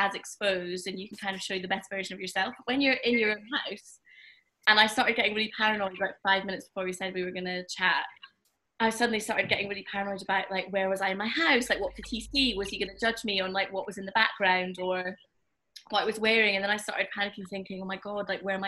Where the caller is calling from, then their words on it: Edinburgh, Scotland, United Kingdom; I'm calling from Edinburgh